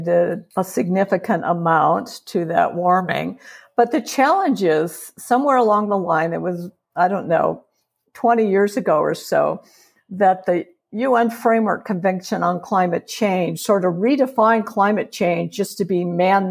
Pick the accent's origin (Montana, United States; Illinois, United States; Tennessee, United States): Illinois, United States; Chicago; moved away as an adult; also born or lived in Georgia; now in Reno, United States; I'm a Chicagoan and spent my early decades in Chicago